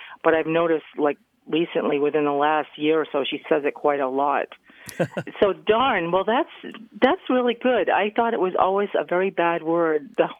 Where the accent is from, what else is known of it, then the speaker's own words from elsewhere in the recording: New Bedford, Massachusetts, United States; I am from New Bedford, Massachusetts.